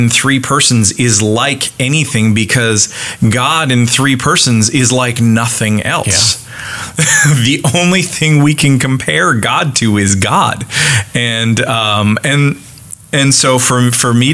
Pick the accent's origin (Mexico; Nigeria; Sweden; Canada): Canada; now in United States; I'm Canadian, and that means that I am not American, and I live in America